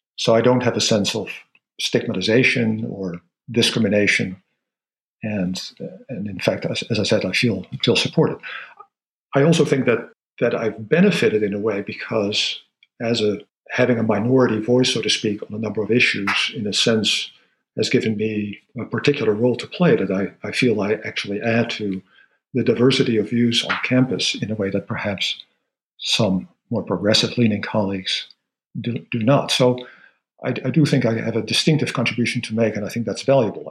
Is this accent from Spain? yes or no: no; Netherlands; moved away; I grew up in the Netherlands